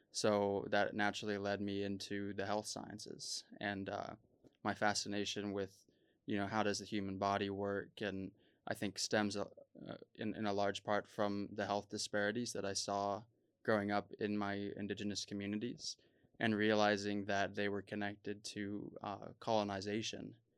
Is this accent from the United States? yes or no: yes; United States; also born or lived in South Dakota / Arizona; growing up as a Native American in the United States